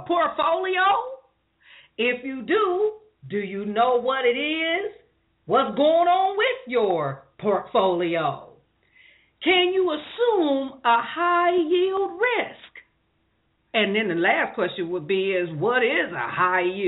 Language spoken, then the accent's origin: English; Columbus, Ohio, United States; now in Moreno Valley, United States; I'm not from California, even though I live here. I'm representing California and Columbus, Ohio.